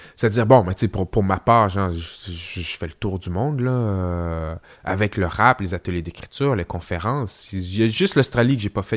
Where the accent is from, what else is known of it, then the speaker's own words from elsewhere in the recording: Quebec City, Quebec, Canada; pour ce qui est de Québec, je suis là depuis, les débuts